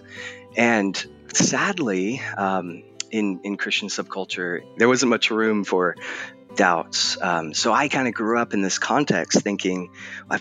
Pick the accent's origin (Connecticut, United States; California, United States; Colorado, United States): California, United States; Southern; moved away as an adult; also born or lived in England; now in Portland, United States; I was born in England, although you'd never guess it based on my accent, and then raised in Southern California